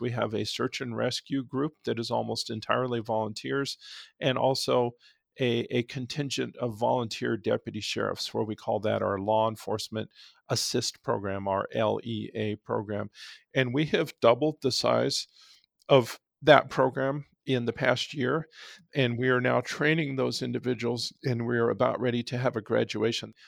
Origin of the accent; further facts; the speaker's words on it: Nogales, Arizona, United States; also born or lived in Tucson; I've grown up here, I was born in Nogales